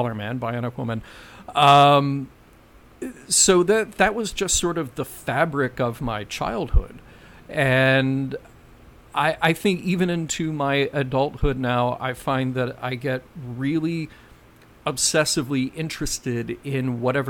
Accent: Birmingham, Alabama, United States; And then I would come back home to Birmingham

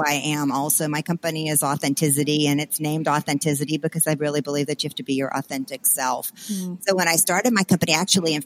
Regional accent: South Louisiana, United States; growing up in South Louisiana in a very, very small town

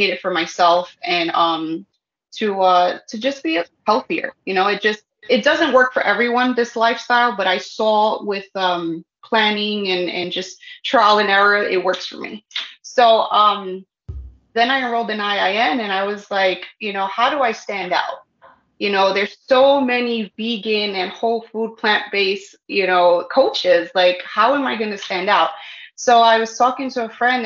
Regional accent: New York City, New York, United States; moved away as an adult; now in Sullivan County, United States; I'm from New York. I was born and raised in the Bronx, but I live now in Sullivan

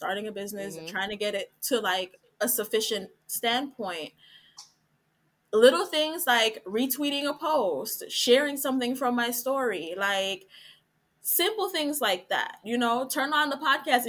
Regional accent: Jamaica; we're Jamaican

